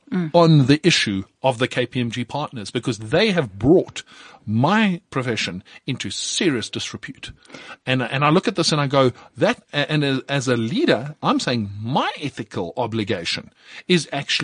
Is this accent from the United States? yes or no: no; South Africa; as a South African CA, I am expected to uphold the highest standards